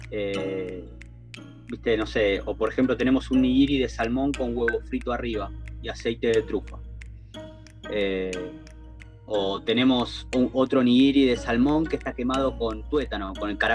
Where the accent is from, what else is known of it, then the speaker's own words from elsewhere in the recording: Argentina; porque obviamente, viste que nosotros estamos acostumbrados como argentinos también a, comer un poco